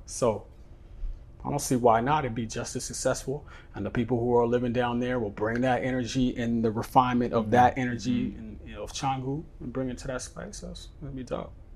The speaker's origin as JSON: {"language": "English", "town": "San Francisco", "region": "California", "country": "United States", "tie": "born or raised there", "moved": "yes", "lives_now": "Bali, Indonesia", "said": "I grew up in San Francisco."}